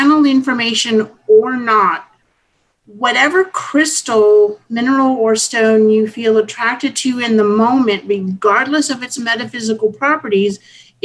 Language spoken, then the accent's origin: English; Hawaii, United States; I grew up in Hawaii